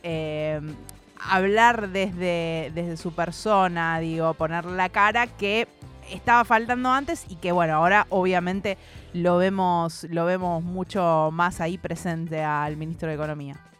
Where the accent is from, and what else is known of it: Argentina